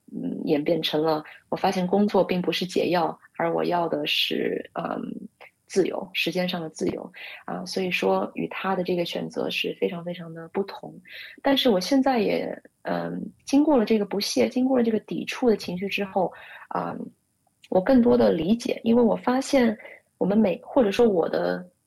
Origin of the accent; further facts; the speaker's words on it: Shanghai, China; moved away as an adult; now in United States; 我是上海出生长大的独生女